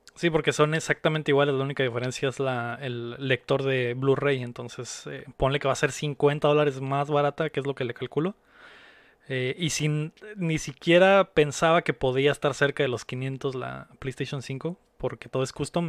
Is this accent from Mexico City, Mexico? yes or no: yes; Mexico City, Mexico; now in Mexicali, Mexico; yo también soy de la, de la Ciudad de México, aunque vivo acá en, en Mexicali